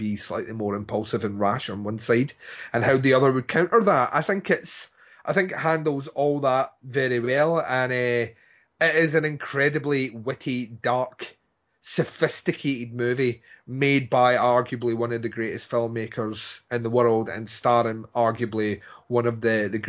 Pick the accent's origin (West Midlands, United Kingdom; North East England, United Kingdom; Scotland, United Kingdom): Scotland, United Kingdom; I want it read out in my eulogy, which you will read out because I'm Scottish